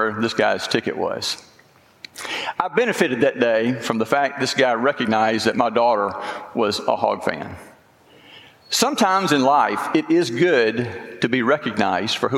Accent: Louisiana, United States; moved away as an adult; also born or lived in Texarkana, Arkansas; now in Arkansas, United States; I'm a Louisiana boy

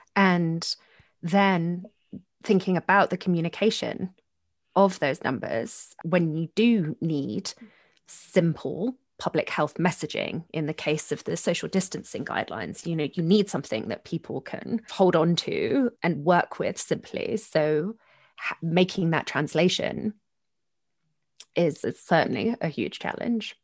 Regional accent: London, United Kingdom; moved away as an adult; now in United States; I grew up in South London, Catholic, attending Catholic schools

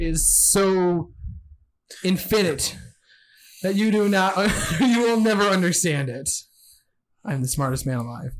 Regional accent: Michigan, United States; I'm not from England. I'm from Michigan.

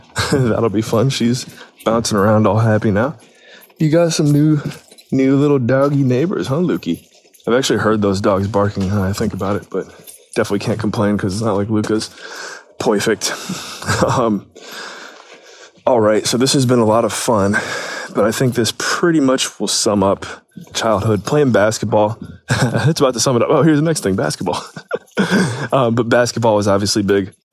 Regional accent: Painesville, Ohio, United States; growing up in Painesville, great, great experience

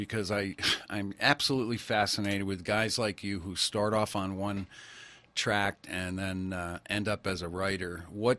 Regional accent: East Coast, United States; I'm from the East Coast

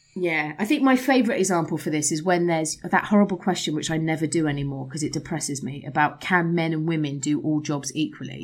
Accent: England, United Kingdom; moved away; as an English person

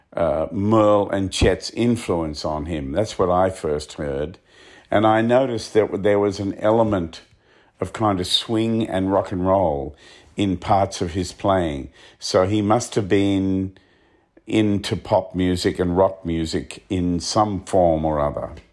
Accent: Australia; Growing up in Australia, especially being out in the bush like where I came from

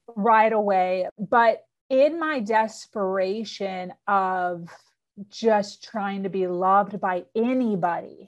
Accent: suburbs of Chicago, Illinois, United States; now in Florida, United States; born and raised in Illinois, suburbs of Chicago

